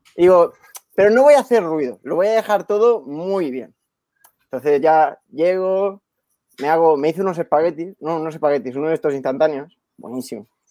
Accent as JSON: {"language": "Spanish", "town": "Badalona", "region": "Catalonia", "country": "Spain", "said": "De, de Badalona soy, justo, aquí al lado"}